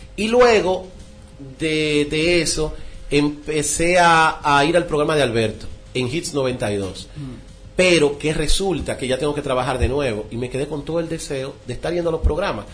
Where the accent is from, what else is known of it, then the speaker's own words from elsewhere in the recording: Villa Altagracia, San Cristóbal, Dominican Republic; Yo nací en Villa Altagracia